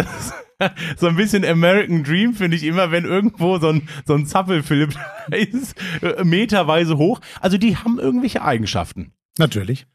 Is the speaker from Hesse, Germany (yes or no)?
no; Hagen, North Rhine-Westphalia, Germany; ich komme ja aus, aus Hagen gebürtig